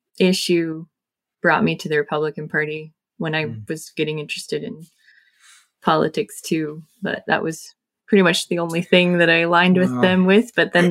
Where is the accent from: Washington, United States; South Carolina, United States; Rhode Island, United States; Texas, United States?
South Carolina, United States; moved away as an adult; I grew up in South Carolina. We've lived all over the country because Jeff was in the military for a while.